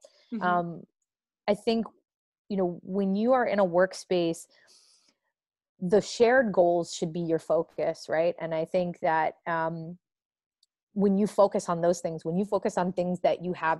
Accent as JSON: {"language": "English", "region": "the North", "country": "United States", "said": "In my last role, I worked with a lot of people in the South, and I am obviously from the North, and our cultures are very, very different."}